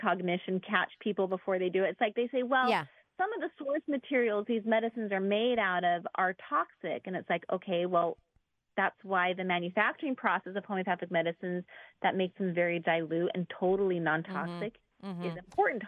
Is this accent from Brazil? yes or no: yes; Brazil; moved away; I'm actually from Brazil originally